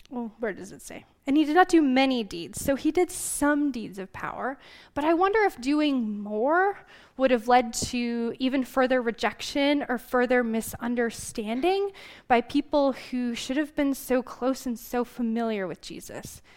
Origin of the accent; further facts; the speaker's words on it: Glendive, Montana, United States; moved away; I was born and raised in Glendive, in eastern Montana